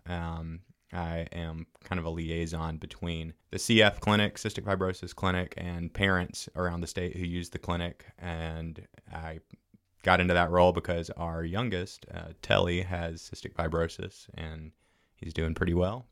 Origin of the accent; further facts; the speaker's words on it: Fairhope, Alabama, United States; moved away; I grew up in Fairhope, moved away for a while.